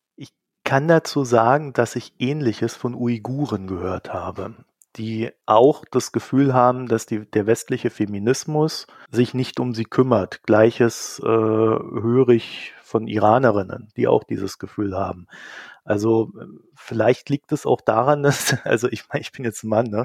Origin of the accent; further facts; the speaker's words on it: East Germany, Germany; ich komme ja aus Ostdeutschland